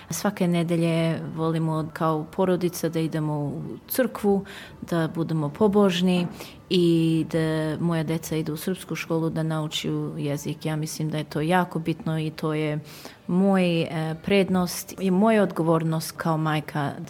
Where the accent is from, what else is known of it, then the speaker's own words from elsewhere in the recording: Dandenong, Victoria, Australia; došli ovdje u Dandinong, priseli smo se tu i počeo život tu. Ja i brat smo rođeni ovdje u Dandinong, išli ovdje u školu, završili školu ovdje